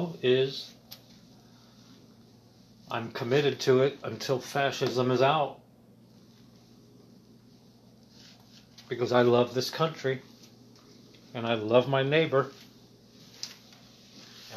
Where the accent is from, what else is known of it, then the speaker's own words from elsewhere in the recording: Middletown, Midwest, United States; I'm a voice from the heartland because I was raised in Middletown, America